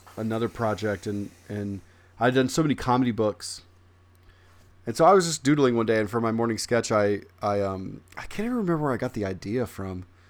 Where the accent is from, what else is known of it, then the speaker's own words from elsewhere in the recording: Midwest, United States; I'm from the Midwest